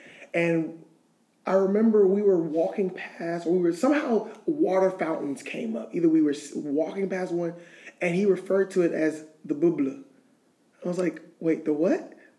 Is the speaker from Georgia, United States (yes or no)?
yes; Atlanta, Georgia, United States; moved away as an adult; now in Louisiana, United States; Moving to Louisiana, coming from like a city, like I'm from Atlanta.